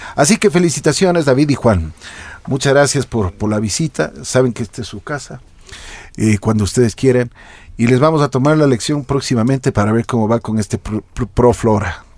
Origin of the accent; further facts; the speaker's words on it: Ecuador; nosotros tenemos como ecuatorianos